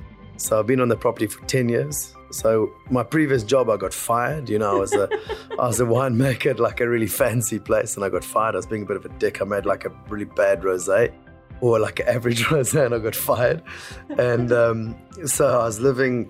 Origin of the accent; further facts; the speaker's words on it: South Africa; we are South African